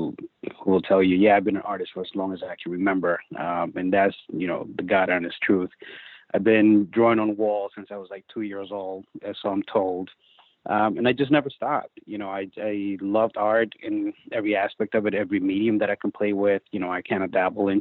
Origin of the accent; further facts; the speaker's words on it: New York City, New York, United States; also born or lived in Dominican Republic; I grew up in the Bronx